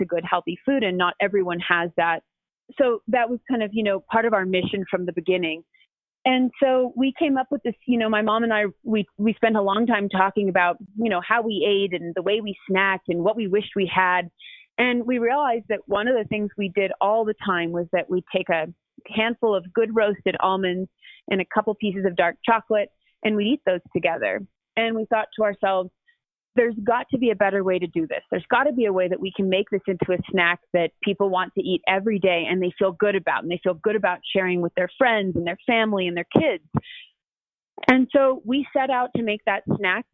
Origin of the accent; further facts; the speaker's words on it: Seattle, Washington, United States; moved away as an adult; also born or lived in New York; I'm born and raised in Seattle, and that's where my family lives